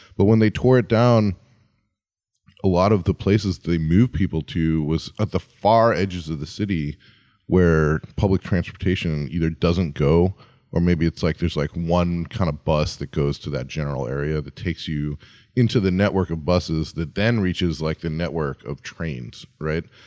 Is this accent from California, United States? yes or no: no; Chicago, Illinois, United States; moved away; my hometown, Chicago